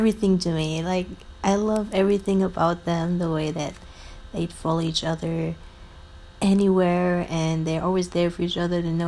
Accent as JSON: {"language": "English", "country": "Germany", "said": "I'm from Germany"}